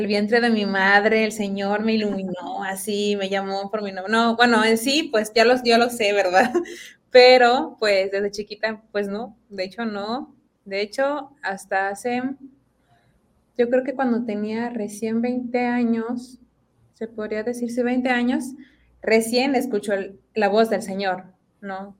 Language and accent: Spanish; Apodaca, Nuevo León, Mexico; soy de aquí de Monterrey, específicamente del municipio de Apodaca.